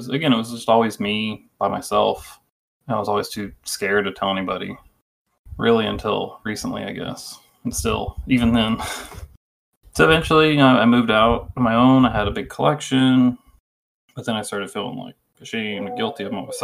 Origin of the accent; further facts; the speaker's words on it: Texas, United States; I'm from Texas.